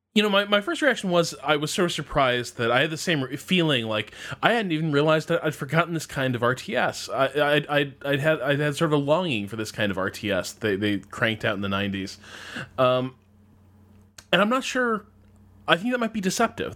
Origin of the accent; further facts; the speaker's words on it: United States; being an American